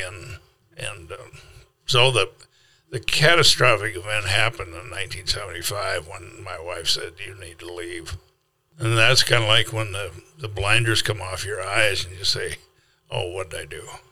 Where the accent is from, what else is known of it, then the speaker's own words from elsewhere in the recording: South Dakota, United States; also born or lived in Minnesota; now in Kansas City, United States; a boy from South Dakota